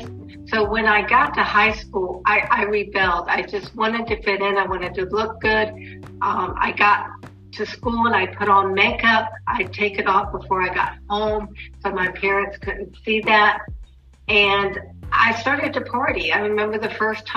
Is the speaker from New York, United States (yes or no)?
no; Norfolk, Virginia, United States; also born or lived in Portsmouth, Virginia; I'm originally from Virginia. I was born in Portsmouth, Virginia. I was raised in Norfolk, Virginia